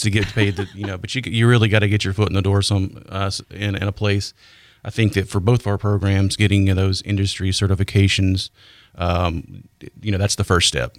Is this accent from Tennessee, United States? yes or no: yes; Nashville, Tennessee, United States; moved away as an adult; now in Pensacola, United States; I'm from Nashville